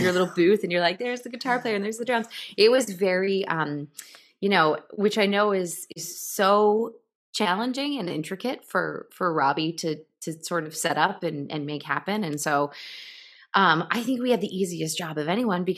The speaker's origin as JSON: {"language": "English", "area": "Lower Hudson Valley", "region": "New York", "country": "United States", "tie": "born or raised there", "said": "I grew up sort of in the Lower Hudson Valley"}